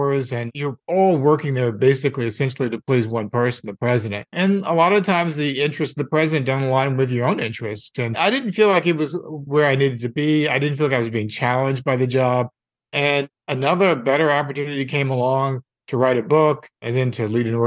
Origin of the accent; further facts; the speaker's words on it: St. Louis, Missouri, United States; also born or lived in New York City; now in Los Angeles, United States; I am originally from St. Louis, Missouri.